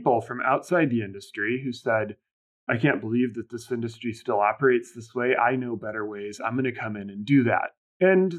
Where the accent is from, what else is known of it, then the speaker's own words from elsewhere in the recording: Indiana, United States; also born or lived in Bermuda; now in New York, United States; I grew up in Indiana